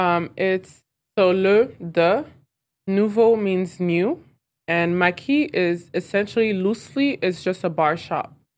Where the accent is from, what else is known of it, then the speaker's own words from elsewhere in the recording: Clarkston, Georgia, United States; also born or lived in Lomé, Togo; I grew up in Clarkston.